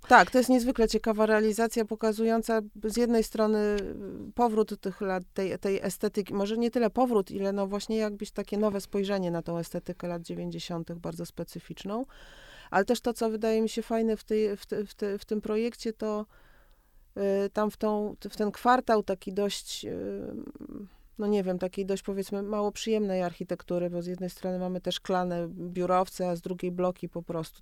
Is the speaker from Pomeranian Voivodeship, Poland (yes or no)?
no; Warsaw, Masovian Voivodeship, Poland; jako warszawianka